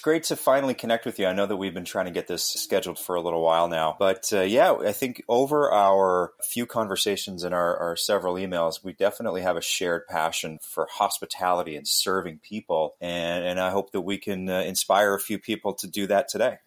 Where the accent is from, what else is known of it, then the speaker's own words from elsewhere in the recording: Western Canada, Canada; born and raised in Canada, Western Canada